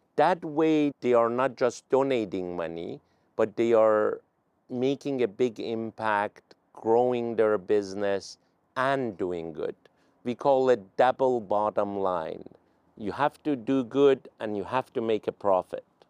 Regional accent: Iran; English is a second language; now in United States; I was an immigrant from Iran

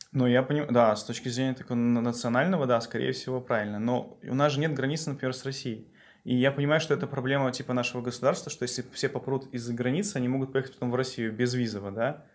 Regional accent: Belarus; с точки зрения белоруса

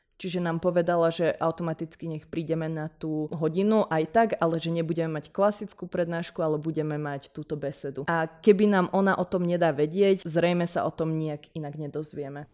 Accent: Nitra, Nitra Region, Slovakia; ja som z Nitry a o ukf tým pádom som vedela odjak živa

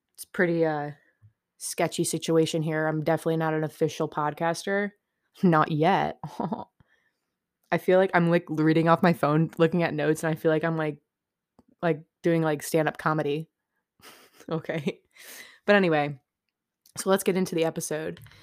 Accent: upstate New York, United States; I'm from New York, upstate, not the city

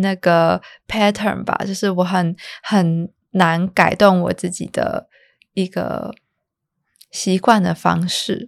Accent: Taipei, Taiwan; 我都是台北人，然后也住家里

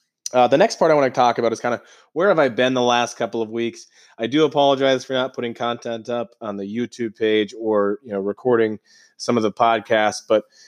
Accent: Georgia, United States; born there; moved away; Originally, I was born in Georgia, but to be in your now hometown and to be walking the streets

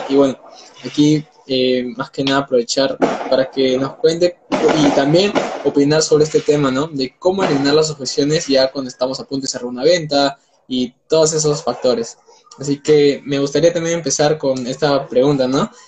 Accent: Peru; tengo 19 años, soy de Perú

